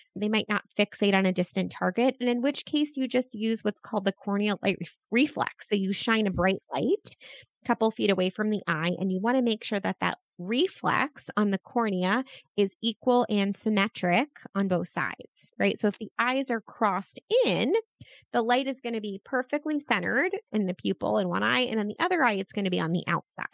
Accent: Baltimore, Maryland, United States; my hometown of, of Baltimore

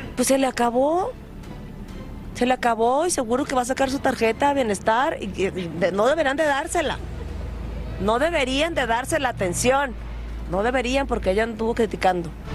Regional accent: Mexico; como mexicana

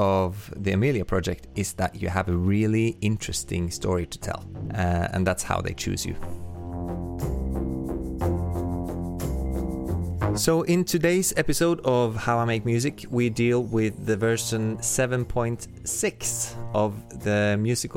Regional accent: Oslo, Norway; I'm a composer from Oslo, Norway.

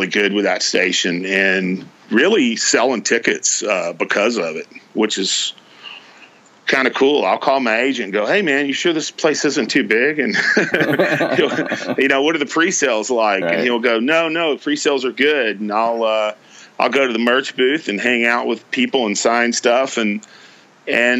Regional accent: Deep East Texas, United States; I was raised in Deep East Texas

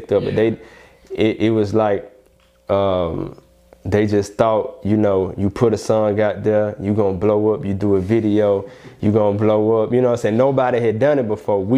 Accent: Birmingham, Alabama, United States; now in Houston, United States; I'm from Alabama, it's country

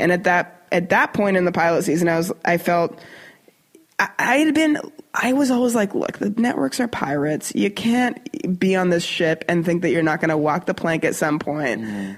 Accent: Canada; moved away as an adult; now in United States; as a Canadian

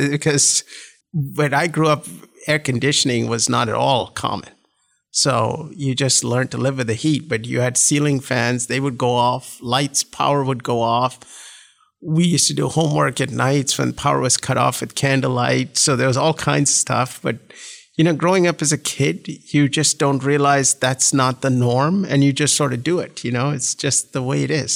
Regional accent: Bangalore, Karnataka, India; moved away as an adult; also born or lived in Tamil Nadu (small town near Chennai) / Durgapur / Princeton; now in United States; we were in Bangalore from the time we were about seven till we graduated from high

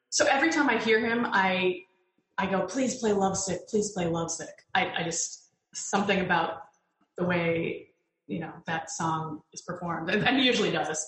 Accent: Connecticut, United States; moved away as an adult; now in New York, United States; I grew up in Connecticut

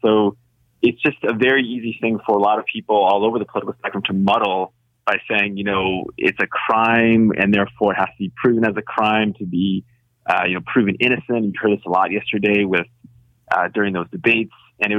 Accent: United States; moved away as an adult; now in Canada; as an American living in Canada

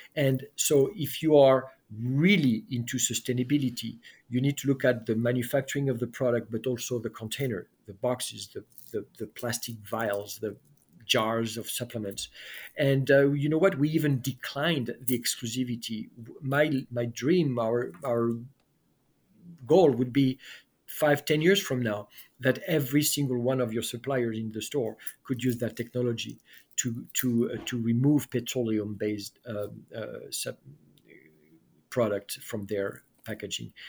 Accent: France; moved away; I was raised in France

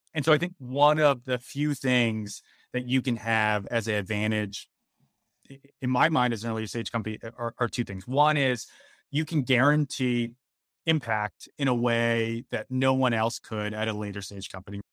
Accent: Philadelphia, Pennsylvania, United States; moved away as an adult; also born or lived in Washington, D.C. / California; in my hometown of Philadelphia

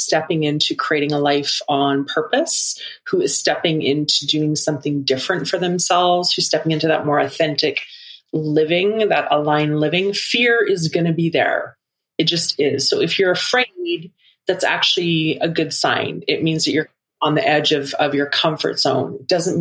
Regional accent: Vancouver Island, British Columbia, Canada; moved away as an adult; now in Alberta, Canada; I grew up on most of my life spent on Vancouver Island. I moved from Vancouver Island to Alberta.

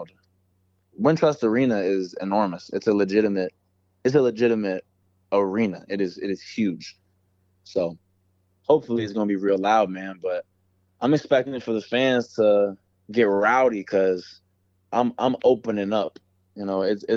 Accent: Chicago, Illinois, United States; moved away; I'm from Chicago

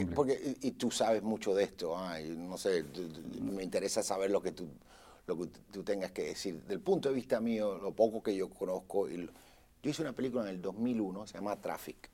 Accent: Puerto Rico; now in Los Angeles, United States; yo soy nacido en Puerto Rico, mi pasaporte dice Puerto Rico, USA. Pero yo vivo en Los Ángeles, en California

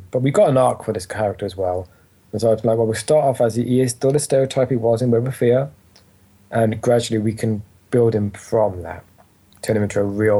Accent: Wales, United Kingdom; I'm a Welsh myself. I don't sound it, but I am. So writing for him was really fun because as a Welshman

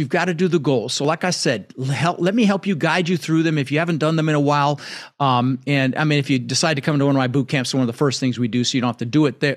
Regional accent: Denver, Colorado, United States; English is a second language; moved away; also born or lived in Netherlands; ended up in Denver, Colorado, where I lived for thirty years

